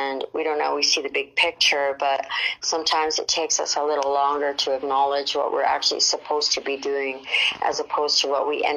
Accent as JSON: {"language": "English", "country": "Canada", "moved": "as an adult", "lives_now": "Mexico", "said": "I'm originally from Canada, but I now hang my boots and hat in beautiful Mexico"}